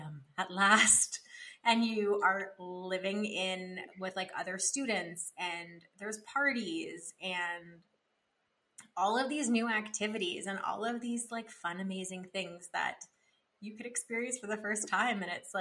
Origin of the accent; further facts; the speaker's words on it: Ottawa, Ontario, Canada; I grew up in Ottawa, and so it's in Ontario.